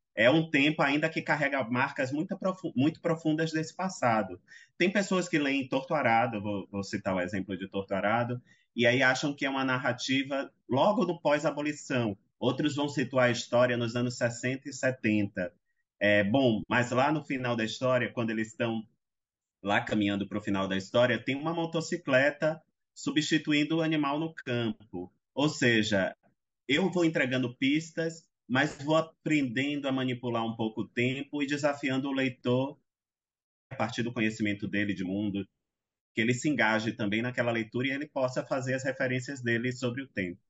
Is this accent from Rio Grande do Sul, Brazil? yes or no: no; Salvador, Bahia, Brazil; eu nasci em Salvador, nasci num, embora morasse até próximo ao centro, era um lugar, era um, um, uma localidade mais periférica